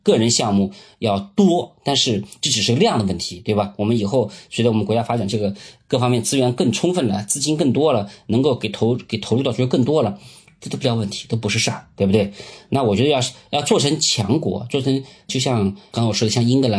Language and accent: Chinese; China; 就我们中国人嘛